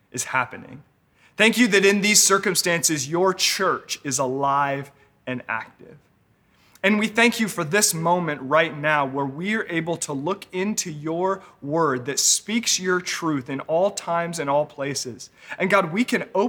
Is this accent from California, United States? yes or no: yes; Northern California, United States; also born or lived in Los Angeles; I was raised here in Northern California.